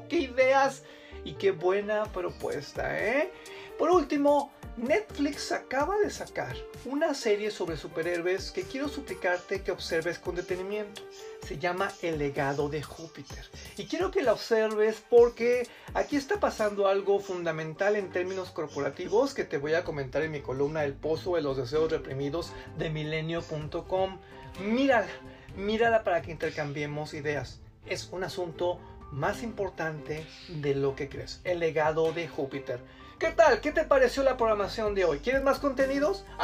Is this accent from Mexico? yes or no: yes; Mexico; Yo creo que es nuestra obligación como mexicanos ofrecer nuestra solidaridad.